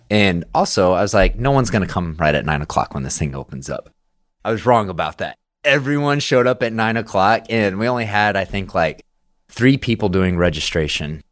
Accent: Midland, Texas, United States; growing up in Midland

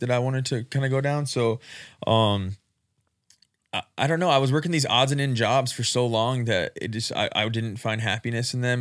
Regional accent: Rapid City, South Dakota, United States; I'm born and raised in Rapid City

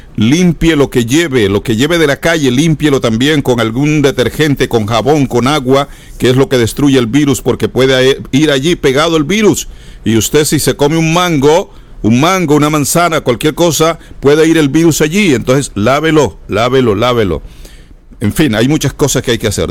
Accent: San Jacinto, Bolívar, Colombia; now in United States; allá en San Jacinto, mi tierra querida

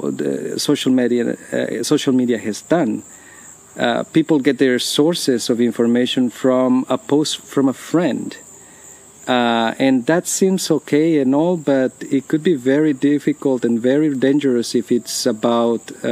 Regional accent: Guatemala; now in United States; I come from Guatemala

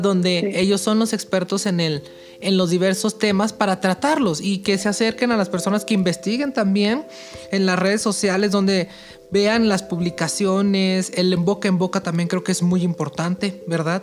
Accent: Mexico

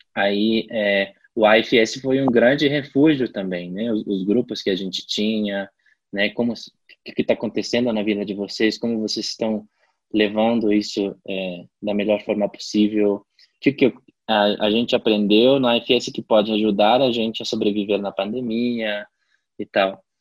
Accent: La Paz, Bolivia; moved away as an adult; Eu agora estou em La Paz, é, na Bolívia, que é a minha cidade natal. Eu voltei para casa depois de dois anos e meio

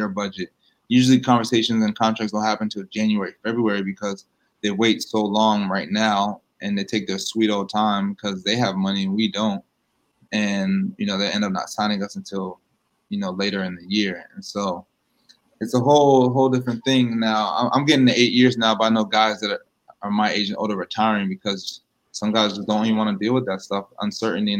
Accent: New York City, New York, United States; I was born in Queens. My mom's from Queens.

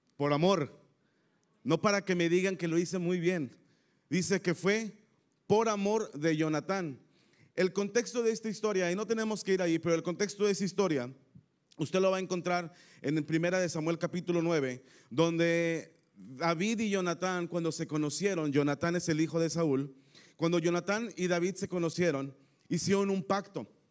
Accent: Tampico, Tamaulipas, Mexico; accent: tamaulipeco; now in Querétaro, Mexico; somos originarios de Tampico, Tamaulipas, así es que somos tamaulipecos, ¿ok? Aquí me siento ah, que puedo hablar como tamaulipeco

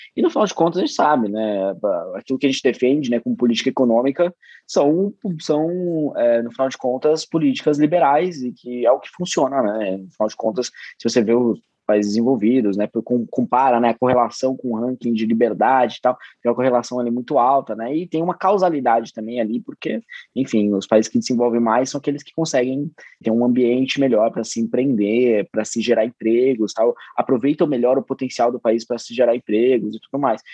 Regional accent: Bragança Paulista, São Paulo, Brazil; eu sou de Bragança Paulista

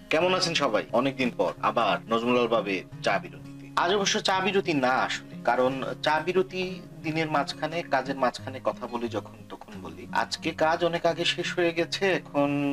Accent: Sylhet, Sylhet Division, Bangladesh; now in United Kingdom; শাহজালাল ইউনিভার্সিটির একদম পাশেই আমার বাড়ি

